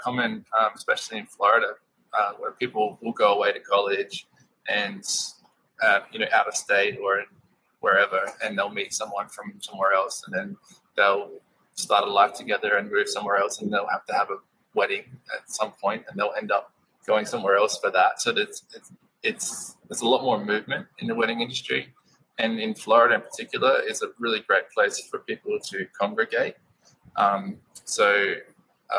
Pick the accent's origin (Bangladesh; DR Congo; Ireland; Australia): Australia; moved away as an adult; now in United States; My wife Amanda is American, I'm Australian